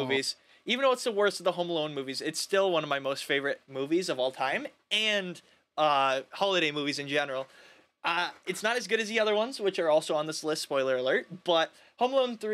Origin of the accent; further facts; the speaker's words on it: Minnesota, United States; We have Snoopy Land at Valley Fair in Minnesota